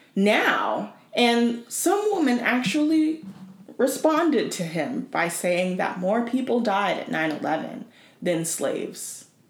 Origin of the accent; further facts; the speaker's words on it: Tennessee, United States; moved away; I grew up in Tennessee.